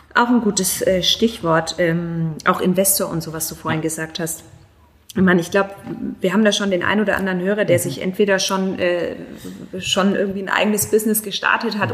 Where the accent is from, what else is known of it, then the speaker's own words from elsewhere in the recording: Germany; bei uns in Deutschland